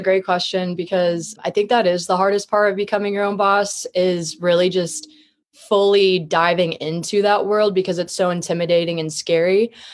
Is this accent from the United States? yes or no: yes; Columbia, Missouri, United States; now in Kansas City, United States; I was raised in Columbia, Missouri. It's a smaller city in the middle of Missouri in general